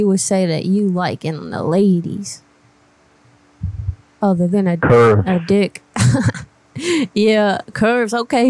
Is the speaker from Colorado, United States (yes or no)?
no; Louisiana, United States; born there; So I was born in Louisiana, but I've just been traveling around a lot trying to figure out exactly where I want to be